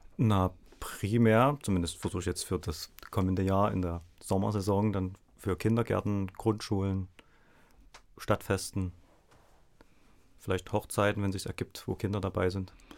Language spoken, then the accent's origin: German; Dresden, Saxony, Germany; ich komme aus Dresden.